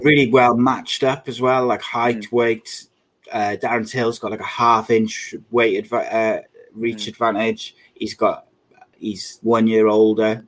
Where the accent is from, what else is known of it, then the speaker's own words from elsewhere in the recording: Wales, United Kingdom; as a Welshman and a Brit